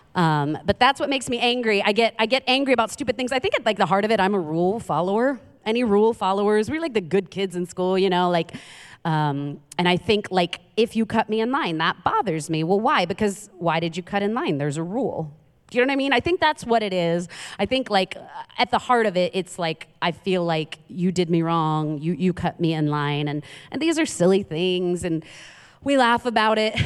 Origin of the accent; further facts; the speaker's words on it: New York City, New York, United States; moved away; I'm from Queens, New York